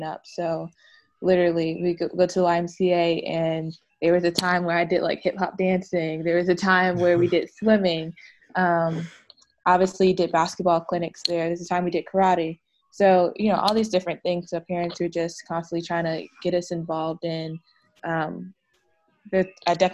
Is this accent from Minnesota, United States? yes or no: no; East Orange, New Jersey, United States; also born or lived in Virginia; I'm from East Orange, New Jersey. Like, growing up in New Jersey, the only time I've left is to go to school, went to Virginia